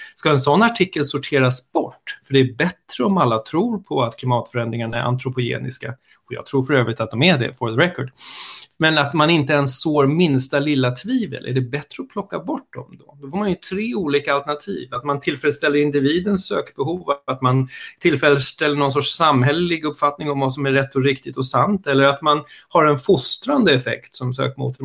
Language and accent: Swedish; Stockholm, Stockholm County, Sweden; also born or lived in United States; jag är stockholmare, eh, kan man väl börja med. Jag har bott i Stockholm hela mitt liv, förutom när jag bodde i USA en kort sväng